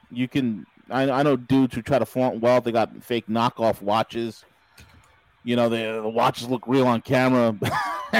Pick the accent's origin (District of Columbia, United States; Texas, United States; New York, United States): New York, United States; I'm from New York. I'm from New fucking York.